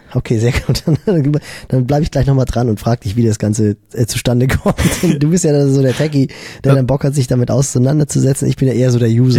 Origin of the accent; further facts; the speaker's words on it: Germany; bei uns in Deutschland